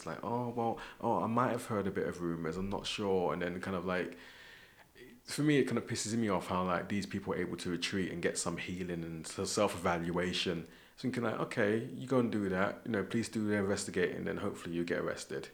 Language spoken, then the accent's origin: English; London, United Kingdom; moved away as an adult; now in Scotland, United Kingdom; growing up in London